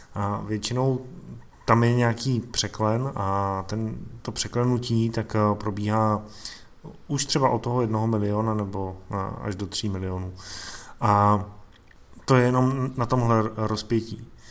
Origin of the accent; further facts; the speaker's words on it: Czechia; u nás v Čechách